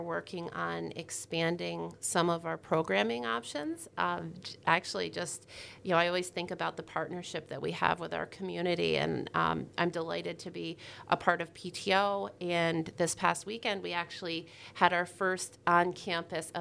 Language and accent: English; Newcomb, New York, United States; I started out in Newcomb, New York. So I grew up in the Adirondacks